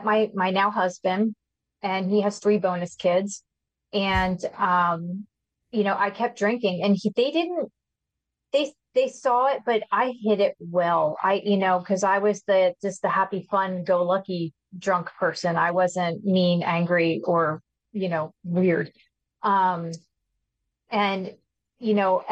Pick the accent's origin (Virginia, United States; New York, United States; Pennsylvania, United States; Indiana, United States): Pennsylvania, United States; outside of Philadelphia; I've been here all my life